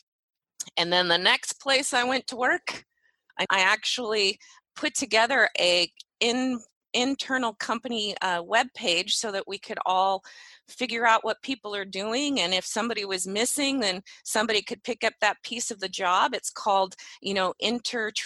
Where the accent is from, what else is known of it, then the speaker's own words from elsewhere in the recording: Medford, Oregon, United States; I actually grew up in Southern Oregon, Medford, Oregon